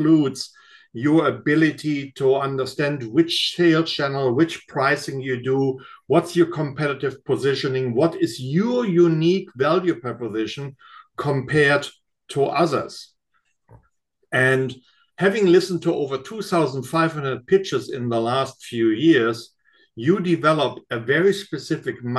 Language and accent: English; Germany; now in United States; coming from Germany